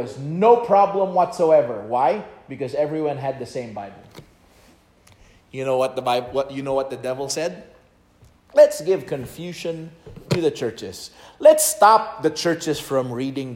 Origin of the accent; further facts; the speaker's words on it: Philippines; English is a second language; moved away; As a Filipino guy learning in my sophomore year of high school